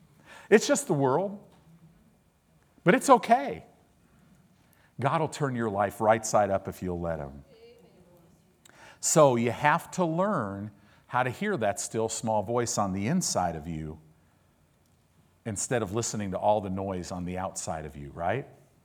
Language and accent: English; California, United States; Because I grew up in Southern California